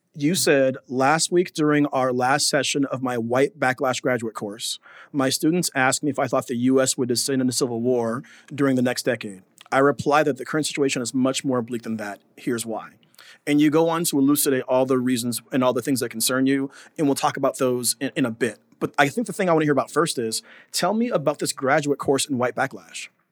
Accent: United States; moved away as an adult; now in Abu Dhabi, United Arab Emirates; as a Black American here in Abu Dhabi

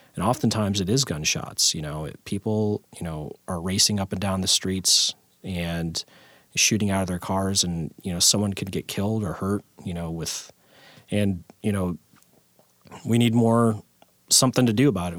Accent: Tacoma, Washington, United States; I was born and raised in Tacoma

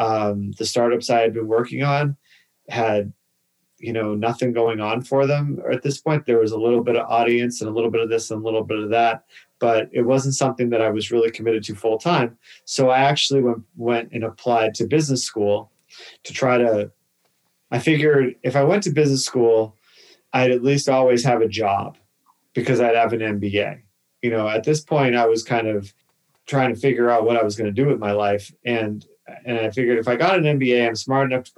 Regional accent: Boston, Massachusetts, United States; moved away; I grew up in Massachusetts. I'm from Boston, Massachusetts

